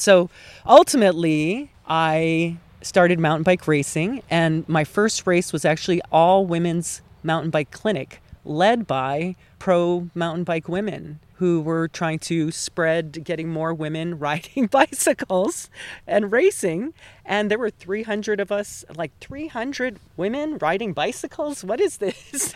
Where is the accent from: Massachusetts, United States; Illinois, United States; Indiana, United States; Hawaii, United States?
Hawaii, United States; moved away as an adult; also born or lived in Los Angeles / Burbank; now in Altadena, United States; I was definitely born and raised in Hawaii